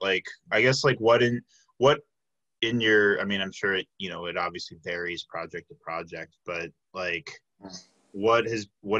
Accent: Chicago, Illinois, United States; moved away as an adult; I'm originally from the Chicago area

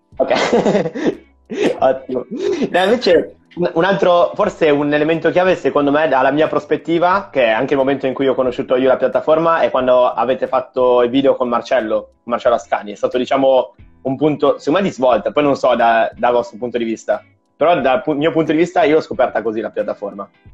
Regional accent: Milan, Lombardy, Italy; io sono di Milano

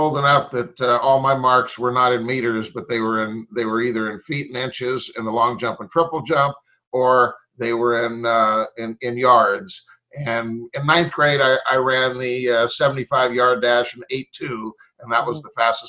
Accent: Fresno, California, United States; where I grew up in Fresno, it was a very much so a track and field town.

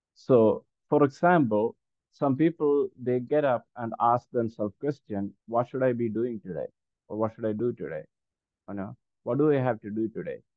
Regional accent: India; first language Malayalam; English is a second language; mainly English and my native language, Malayalam.

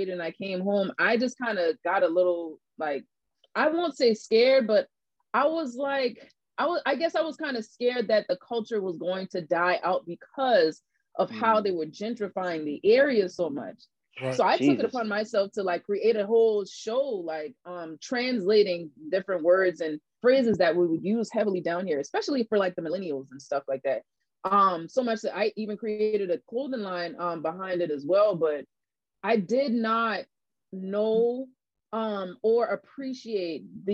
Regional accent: Charleston, South Carolina, United States; accent: Geechee; moved away as an adult; also born or lived in Florence, South Carolina; I'm from Charleston

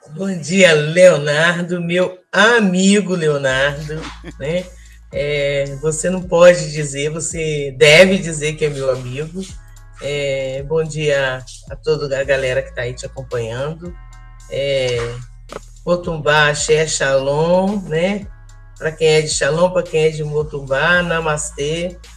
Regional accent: Volta Redonda, Rio de Janeiro, Brazil; moved away as an adult; eu nasci é, e cresci em Volta Redonda

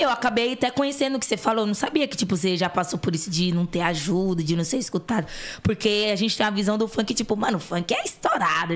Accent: São Paulo, Brazil; Eu vim da Coab Raposo Tavares

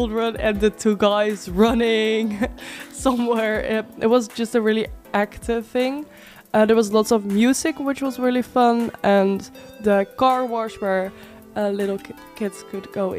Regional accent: Leeuwarden, Friesland, Netherlands; I grew up here in Leeuwarden

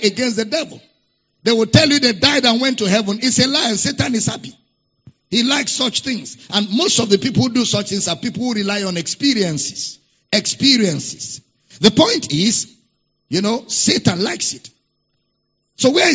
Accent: Nigeria; accent: Nigerian; I'm using Nigerian, pattern of speaking

